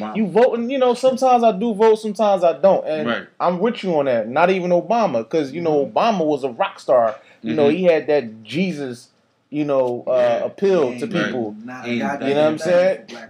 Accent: Philadelphia, Pennsylvania, United States; I came up, I was born in West Philly, 42nd Street, near the zoo, the bottom, right?

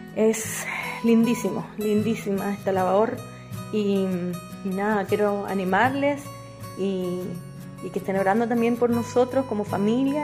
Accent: Chile; first language Spanish; moved away as an adult; also born or lived in Equatorial Guinea; now in Costa Rica; yo soy chilena

